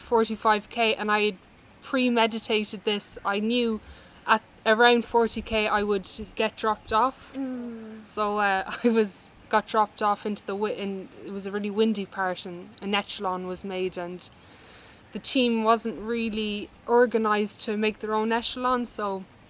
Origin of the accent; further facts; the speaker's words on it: Ireland; also born or lived in Dublin, Ireland; we grew up in Dublin and then moved to rural Ireland